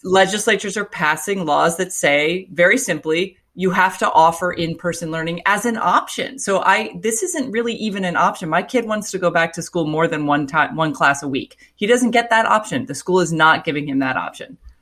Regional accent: Florida, United States; moved away; Florida, it's my home state

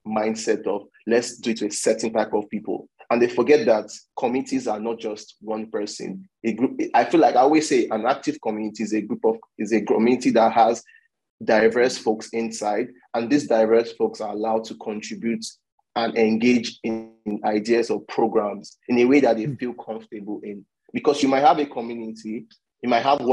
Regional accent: Nigeria; I'm from Nigeria

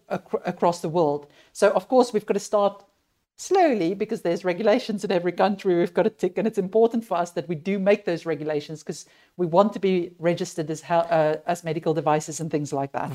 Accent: South Africa; moved away; also born or lived in United Kingdom; I, I grew up in South Africa

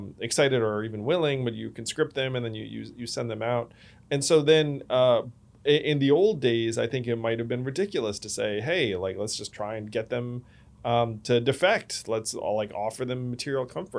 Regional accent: United States; as an American

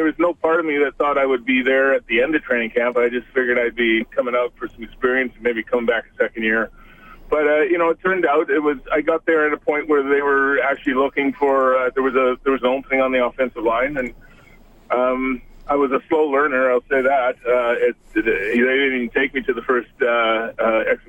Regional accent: Toronto, Ontario, Canada; moved away as an adult; also born or lived in Edmonton; I came from Toronto

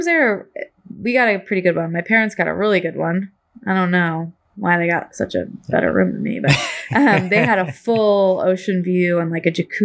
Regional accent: Corvallis, Oregon, United States; I grew up in Corvallis

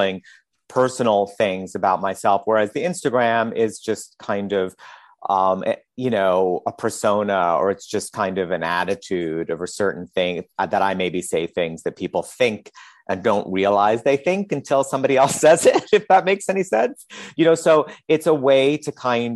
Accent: New York City, New York, United States; when I grew up in Queens

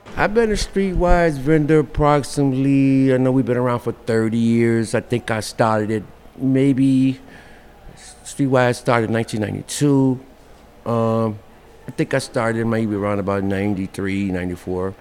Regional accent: Chicago, Illinois, United States; Born and raised in Chicago, uh, um, um, in my younger years, uh, I was on the west side.

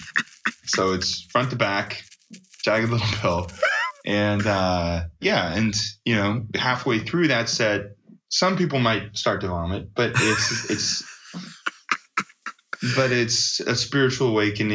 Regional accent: Las Vegas, Nevada, United States; Mix 94.1, the station I grew up listening to in Las Vegas

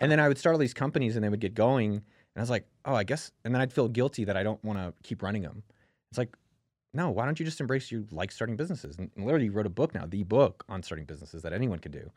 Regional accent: Bay Area, California, United States; When I grew up in the Bay Area

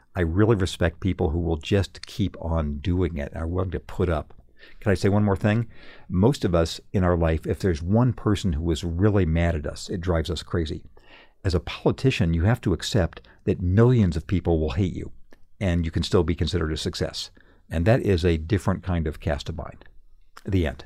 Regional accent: Redlands, California, United States; moved away; my hometown of Redlands, California, when I was a kid

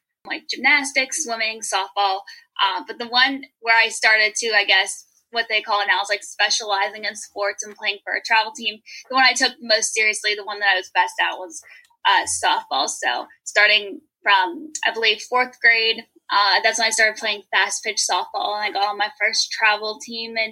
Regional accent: Pittsburgh, Pennsylvania, United States; moved away; also born or lived in Cleveland, Ohio; I'm originally from the Pittsburgh area

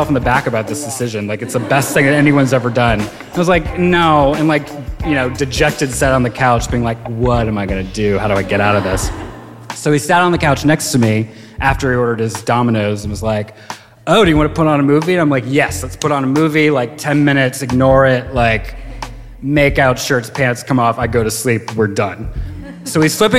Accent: Virginia, United States; moved away as an adult; also born or lived in Chicago; now in New York, United States; I grew up in Virginia and lived in Chicago after I graduated from college and had just moved to New York

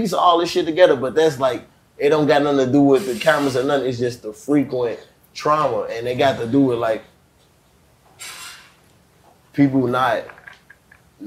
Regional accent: Chicago, Illinois, United States; I'm from St. Knife and Essence. This is on 78th and Racine

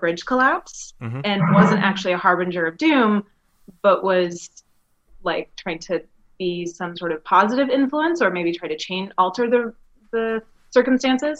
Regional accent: Greensboro, North Carolina, United States; I grew up in Greensboro, North Carolina

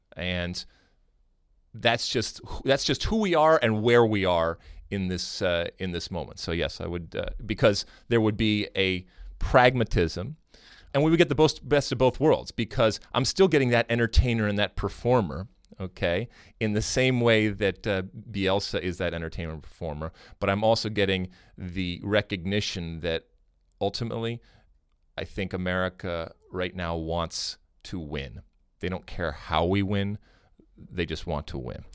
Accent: Detroit, Michigan, United States; I grew up in Michigan. I grew up in Detroit

